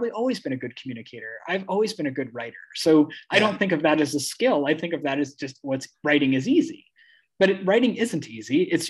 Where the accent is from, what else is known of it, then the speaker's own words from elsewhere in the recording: Midwest, United States; because I was raised in the Midwest, and that's like, you know, it's all about appearances